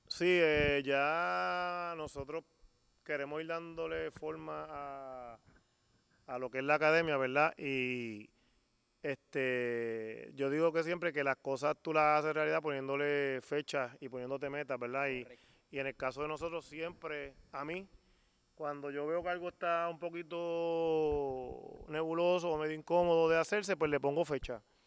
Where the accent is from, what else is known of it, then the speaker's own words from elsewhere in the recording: Mayagüez, Puerto Rico; Mayagüez por lo menos yo me crié en el baloncesto en Mayagüez y, me crié dentro de, unas categorías menores donde había una liga infantil